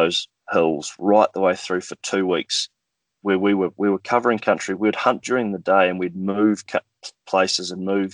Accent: North Island, New Zealand; accent: New Zealand; moved away as an adult; also born or lived in South Island, New Zealand; now in Perth, Australia; I'm from the North Island. That's where I grew up

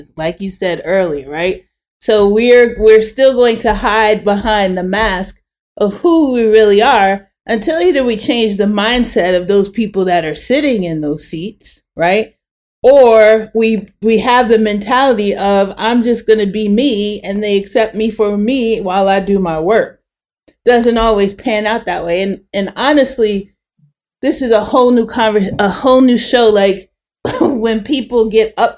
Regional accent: New York, United States; I'm from New York

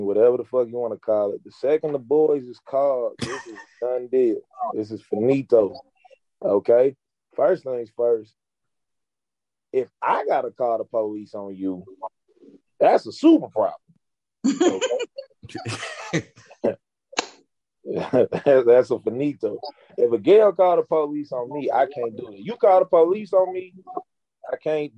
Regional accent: St. Louis, Missouri, United States; I'm a 6'2 black dude who know martial arts, who was born and raised in North St. Louis

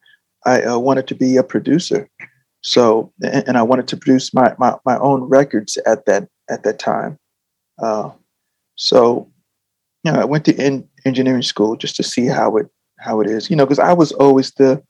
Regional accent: New Jersey, United States; growing up in New Jersey, I was in bands

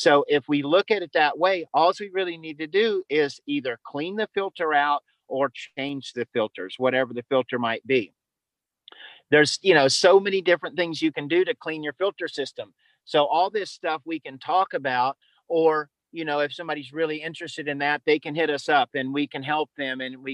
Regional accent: the South, United States; I was raised in the South

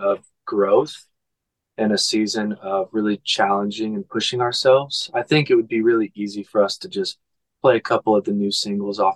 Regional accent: Oklahoma, United States; moved away; I'm from Oklahoma, so I always try to get back and go see my mom

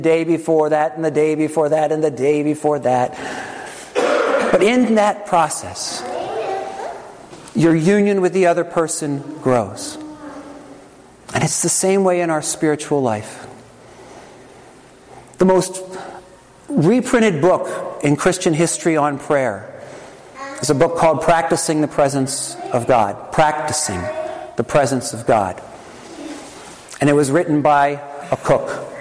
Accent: Trenton, New Jersey, United States; I was born on October 3rd, 1969, in Helene Fold Hospital in Trenton, New Jersey

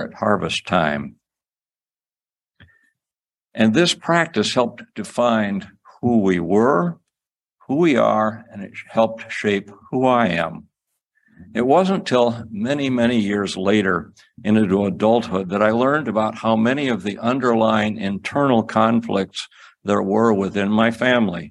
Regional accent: Cedar Rapids, Iowa, United States; I grew up in Cedar Rapids, Iowa, about 15 miles away from the farm that my mother had grown up on

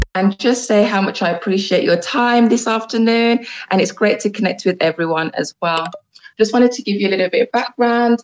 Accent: Jamaica; I'm also Jamaican as well

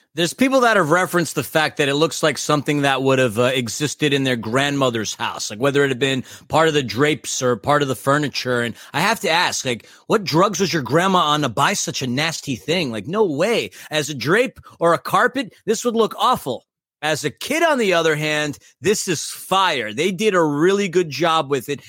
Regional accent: New York City, New York, United States; also born or lived in Germany; now in Los Angeles, United States; I am from New York City

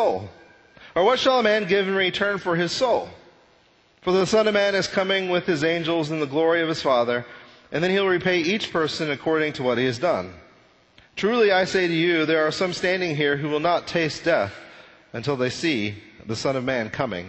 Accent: Texas panhandle, United States; I grew up in the Texas panhandle

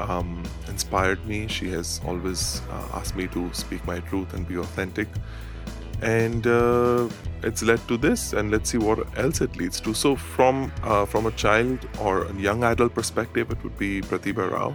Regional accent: Dubai, United Arab Emirates; I was brought up in Dubai with the multicultural society

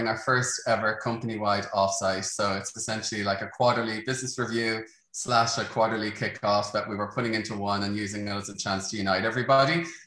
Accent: Dublin, Leinster, Ireland; I'm from Dublin, Ireland

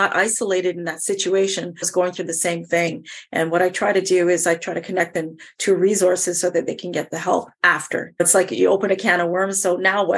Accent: Montreal, Quebec, Canada; also born or lived in Jamaica; Growing up in Montreal, I was always doing things that put me in front of the class

